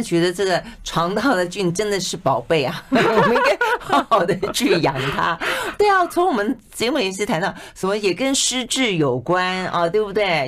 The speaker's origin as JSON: {"language": "Chinese", "country": "Taiwan", "said": "我们台湾人本身"}